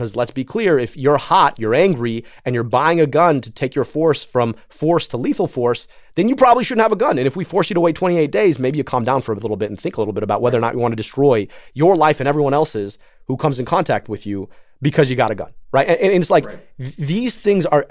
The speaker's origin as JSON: {"language": "English", "region": "Michigan", "country": "United States", "said": "I'm from Michigan"}